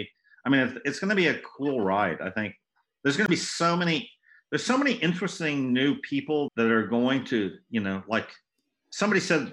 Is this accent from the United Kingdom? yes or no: no; France; moved away; I grew up in France